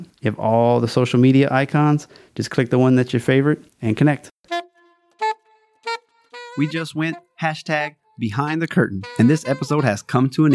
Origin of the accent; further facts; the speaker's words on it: Louisiana, United States; It's my home state